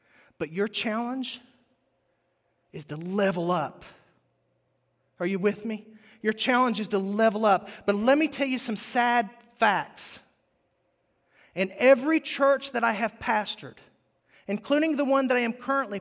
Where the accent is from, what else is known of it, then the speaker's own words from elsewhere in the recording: West Virginia, United States; moved away; West Virginia is where I grew up